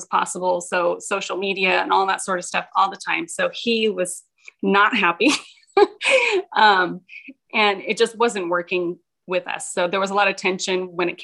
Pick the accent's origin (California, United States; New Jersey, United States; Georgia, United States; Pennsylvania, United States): California, United States; Fresno; I'm from Central California, so around the Fresno area